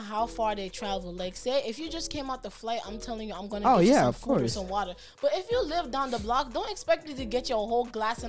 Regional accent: New York, United States; I'm from New York, that don't work.

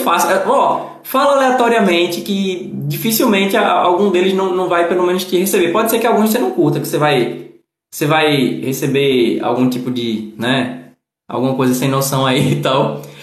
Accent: Northeast Brazil, Brazil; accent: nordestino; como nordestino eu ser barrista

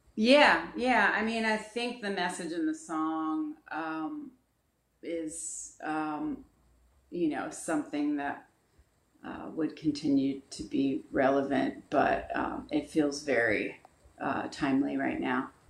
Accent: Dayton, Ohio, United States; I grew up in uh, Dayton, Ohio.

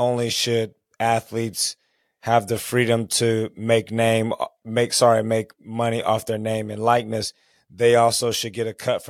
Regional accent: Texas, United States; moved away as an adult; also born or lived in San Diego; I'm from Texas, went to school in San Diego

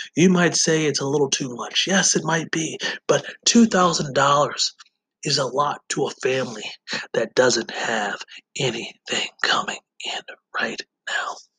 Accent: Wisconsin, United States; my home state of Wisconsin

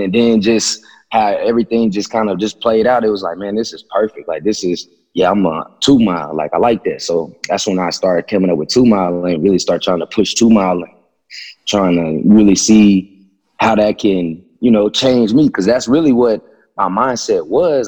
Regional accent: Abilene, Texas, United States; I was born in Abilene, Texas

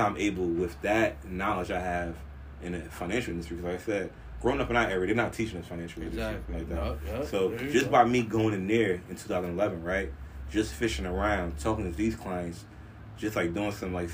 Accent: Orange, New Jersey, United States; I'm actually from Orange, New Jersey

